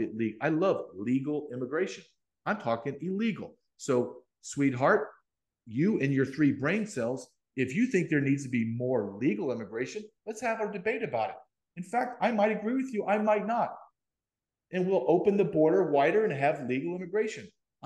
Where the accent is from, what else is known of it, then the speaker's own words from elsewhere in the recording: Deep South, United States; also born or lived in Massachusetts; I was born in Massachusetts. My father's a Secret Service agent. So I moved around, but I spent my adult years, my formative high school adult years in Deep South, Louisiana, Alabama, Arkansas. So people see me, big, big white guy from the South